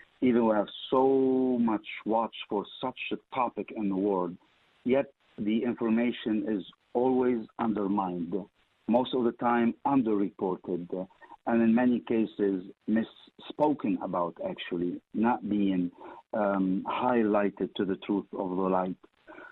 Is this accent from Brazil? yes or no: no; Lebanon; moved away; I was born in Lebanon